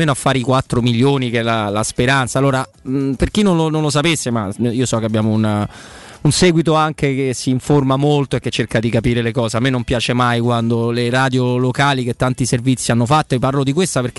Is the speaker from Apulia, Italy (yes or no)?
no; Rome, Lazio, Italy; Quindi noi come romani perché noi non siamo passati eh, alla rossa dell'arancione, noi siamo passati alla rossa dalla gialla. Il Lazio è la regione gialla